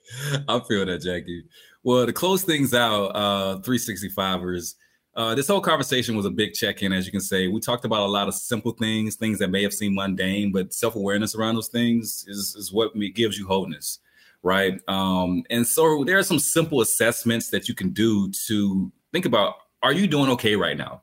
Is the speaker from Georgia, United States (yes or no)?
yes; Albany, Georgia, United States; when I'm from Albany, Georgia, I remember hanging out with my big brother.